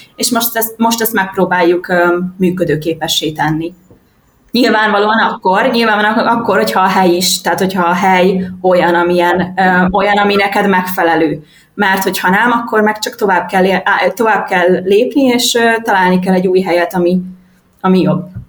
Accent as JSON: {"language": "Hungarian", "region": "Budapest", "country": "Hungary", "tie": "born or raised there", "also_born_or_lived": "Fuerteventura, Spain", "moved": "as an adult", "lives_now": "Tenerife, Spain", "said": "én Budapesten nőttem föl"}